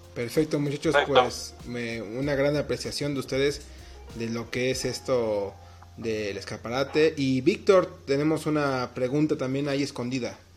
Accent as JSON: {"language": "Spanish", "country": "Mexico"}